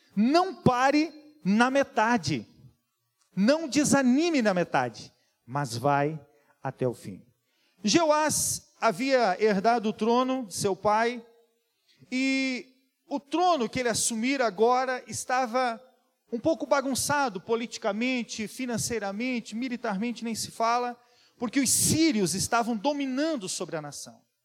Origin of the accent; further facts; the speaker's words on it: Serra Catarinense, Santa Catarina, Brazil; accent: da serra (Serra Catarinense); now in Blumenau, Brazil; você já percebeu o sotaque, né? Que não é, não é daqui. É da serra